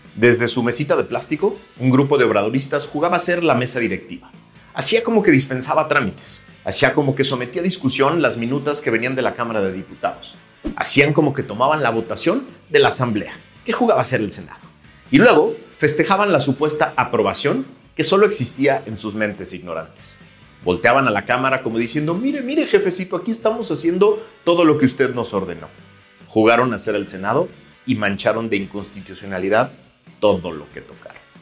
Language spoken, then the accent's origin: Spanish; Mexico